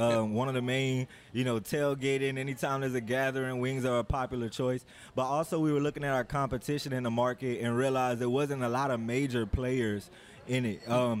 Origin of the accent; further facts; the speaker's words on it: Georgia, United States; now in Louisiana, United States; Two of them are from New Orleans, and I'm from Georgia.